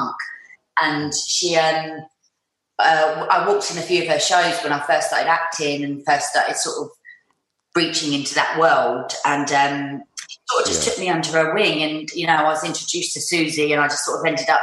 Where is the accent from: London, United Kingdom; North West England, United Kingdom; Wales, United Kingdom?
London, United Kingdom; growing up in North London